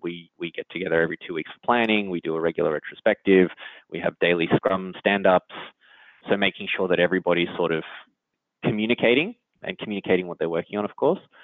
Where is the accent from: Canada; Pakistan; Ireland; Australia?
Australia; accent: Australian; moved away as an adult; now in San Francisco, United States; So I'm Australian, if you can't uh, tell from my accent, but I've been out in San Francisco in the Bay Area for about nine years now